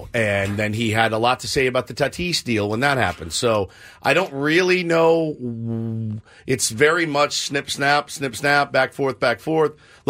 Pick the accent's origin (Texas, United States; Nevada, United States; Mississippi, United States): Texas, United States; Colleyville; He's from my hometown of Colleyville, Texas.